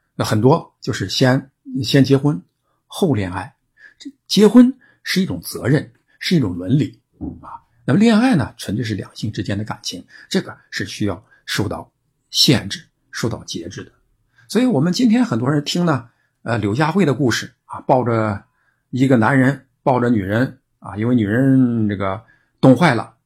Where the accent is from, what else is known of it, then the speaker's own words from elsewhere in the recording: China; 我们中国人